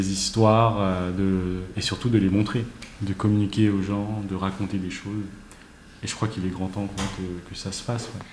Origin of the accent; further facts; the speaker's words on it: France; also born or lived in Paris (19th arrondissement); je suis français